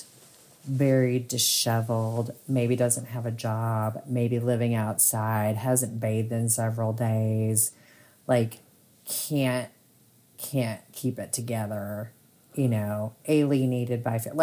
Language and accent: English; rural North Texas, United States; in rural North Texas, what that means is you just drive to the next county over